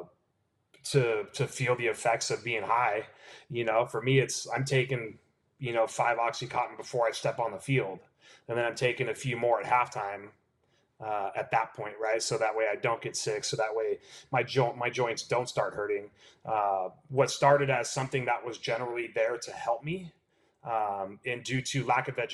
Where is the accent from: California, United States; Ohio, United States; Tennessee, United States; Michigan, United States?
California, United States; I'm born and raised in California